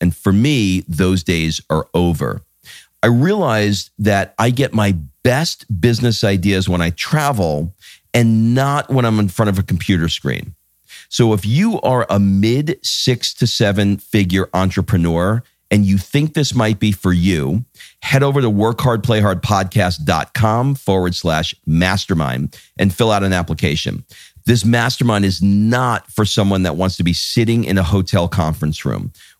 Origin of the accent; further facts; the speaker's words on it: New York City, New York, United States; moved away as an adult; also born or lived in Brooklyn; now in Atlanta, United States; I was born in Brooklyn. Oh, really? I grew up in Queens.